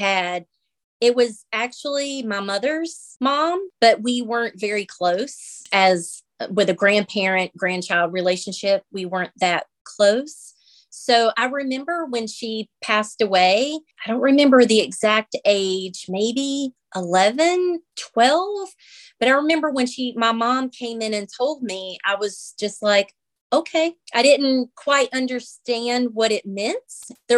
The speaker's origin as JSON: {"language": "English", "region": "North Carolina", "country": "United States", "said": "I'm 46. I'm from North Carolina."}